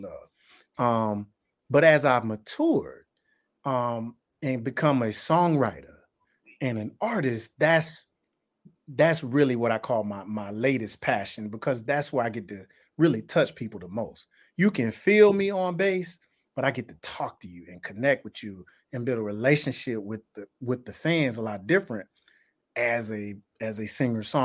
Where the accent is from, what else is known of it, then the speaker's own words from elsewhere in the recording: Tuscaloosa, Alabama, United States; also born or lived in Birmingham, Alabama; growing up in Tuscaloosa, because that's my roots, and that's where I was born and raised